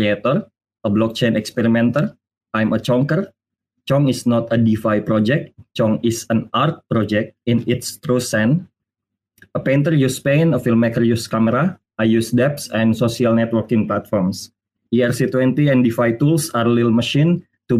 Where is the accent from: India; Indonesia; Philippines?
Indonesia; I'm from Indonesia